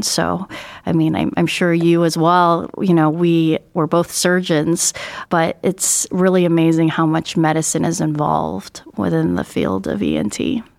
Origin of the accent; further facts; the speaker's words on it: Northern California, United States; moved away as an adult; also born or lived in Buffalo, New York / Albany, New York / Seattle, Washington; now in Cleveland, United States; I grew up mostly in Northern California